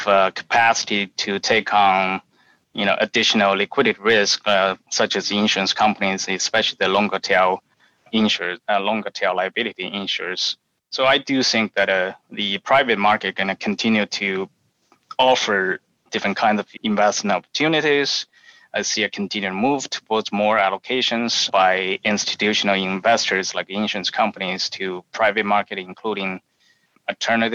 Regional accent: Wuhan, Hubei, China; accent: Chinese; English is a second language; moved away as an adult; also born or lived in University of Illinois, United States; now in United States; I have a Chinese accent. So I was made in China and refurbished in the United States. I was born and lived in Wuhan, China, until I was 23 years old

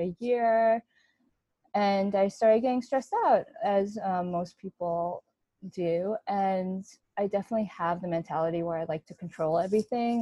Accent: New York, United States; I grew up in New York, born and raised

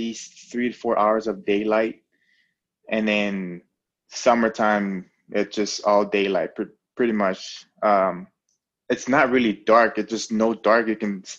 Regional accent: American Samoa; now in Alaska, United States; growing up in Samoa

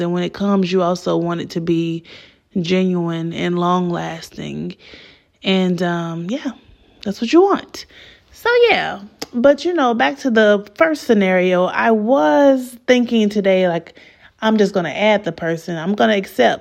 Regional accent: Atlanta, Georgia, United States; I'm from Adamsville

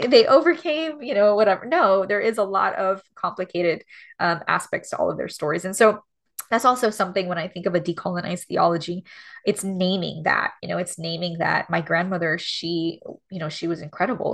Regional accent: Miami, Florida, United States; moved away as an adult; also born or lived in Los Angeles; being born and raised in Miami where everyone's Cuban and everyone's like me

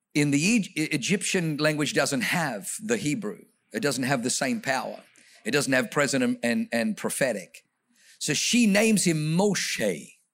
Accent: Australia; also born or lived in Germany / New Zealand; now in United States; grew up in Australia

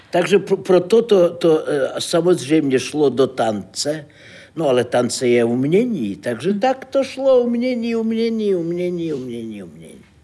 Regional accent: Saint Petersburg, Russia; Czech is a second language; moved away as an adult; now in Prague, Czechia; Já jsem z Ruska, z Petrohradu.

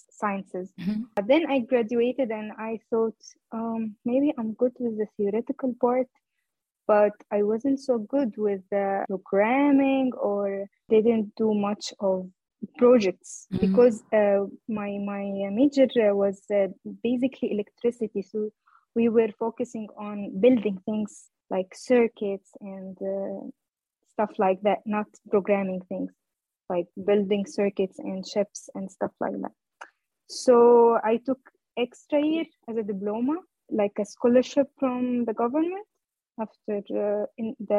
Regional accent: Egypt; now in Hamburg, Germany; I am from Egypt originally. I'm living currently in Hamburg, Germany.

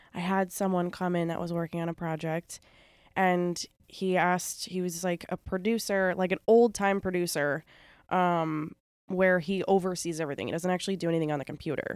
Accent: Bridgehampton, New York, United States; I grew up in Bridgehampton

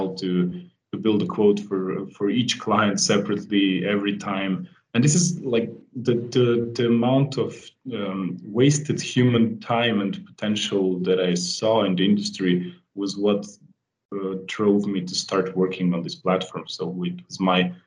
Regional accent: Slovenia; I come from Europe, from a small country called Slovenia

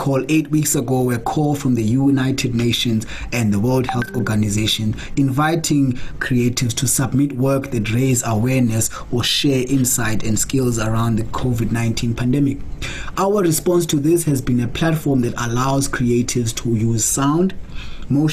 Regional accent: Butterworth, Eastern Cape, South Africa; I'm currently locked down in my hometown of Butterworth in the old Transkei in the Eastern Cape, South Africa

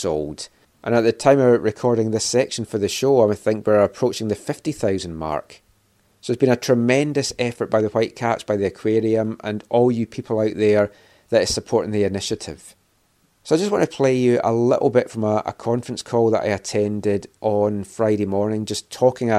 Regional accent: Scotland, United Kingdom; being Scottish

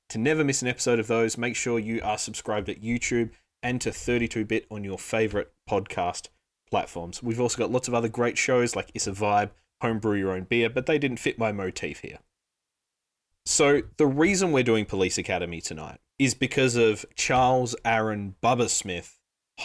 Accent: Australia; being Australian

